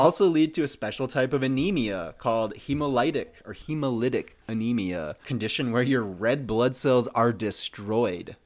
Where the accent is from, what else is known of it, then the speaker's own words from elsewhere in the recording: Minnesota, United States; As a, a Minnesotan myself, growing up in the Midwest